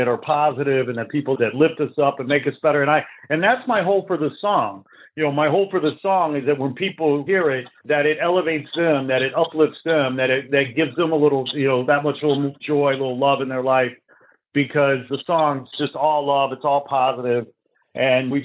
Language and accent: English; Chicago, Illinois, United States; moved away as an adult; now in Los Angeles, United States; I'm a Chicago guy. I grew up out in Chicago.